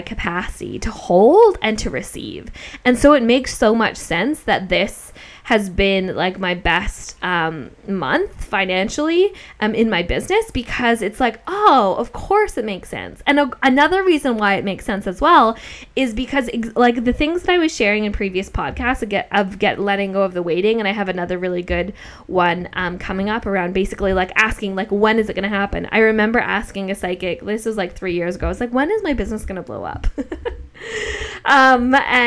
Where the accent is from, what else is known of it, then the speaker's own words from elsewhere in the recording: Australia; Like we're Australian, but I feel more connection to Australia